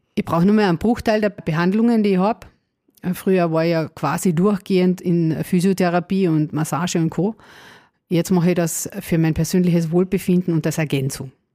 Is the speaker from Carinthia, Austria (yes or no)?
yes; Carinthia, Austria; Wie man wahrscheinlich unschwer hören kann, komme ich aus Kärnten. ähm, ja, bin auch dort geboren